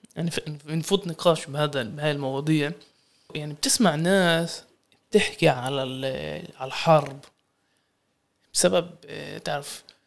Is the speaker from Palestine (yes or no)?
yes; Palestine; إحنا كفلسطينيين